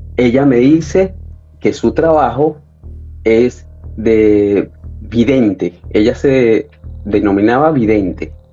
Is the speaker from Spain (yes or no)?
no; Caracas, Capital District, Venezuela; moved away as an adult; also born or lived in Ecuador / Peru; now in Chile; Yo soy de Venezuela, sí, de Caracas, de la capital de Venezuela